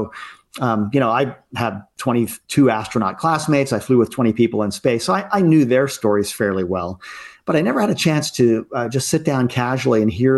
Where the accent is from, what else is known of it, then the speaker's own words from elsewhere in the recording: Baltimore, Maryland, United States; But in my case, I was growing up in Baltimore, Maryland, in the mid-Atlantic here, and I was a Cub Scout